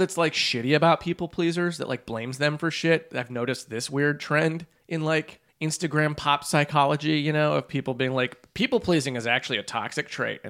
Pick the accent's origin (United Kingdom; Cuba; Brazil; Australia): Brazil; I'm from Brazil.